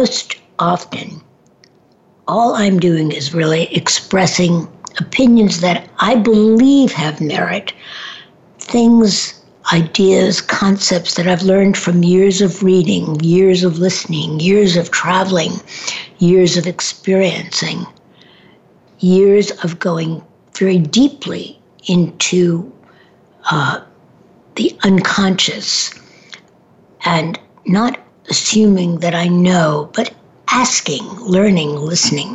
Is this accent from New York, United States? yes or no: yes; New York City, New York, United States; moved away; I grew up in Manhattan for a period of time